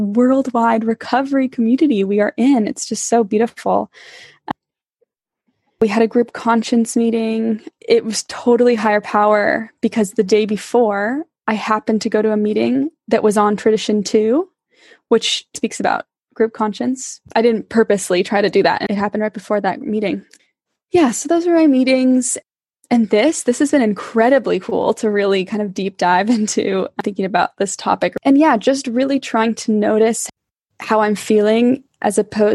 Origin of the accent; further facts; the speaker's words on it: California, United States; now in England, United Kingdom; I am originally from California